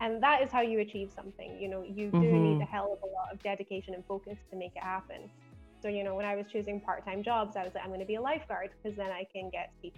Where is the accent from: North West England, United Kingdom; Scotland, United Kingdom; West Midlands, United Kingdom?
Scotland, United Kingdom; Glasgow; accent: Scottish; I am, as you might be able to tell from my accent, even though it's a bit dulled down, I'm originally from Glasgow in Scotland. So I'm from Outlander land.